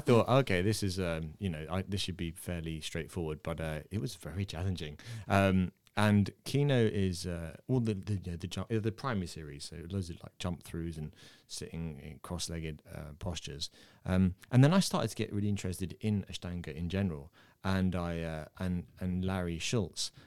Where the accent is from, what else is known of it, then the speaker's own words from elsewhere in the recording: England, United Kingdom; accent: English; I was born in England. I have an English accent, but my mum and dad are Irish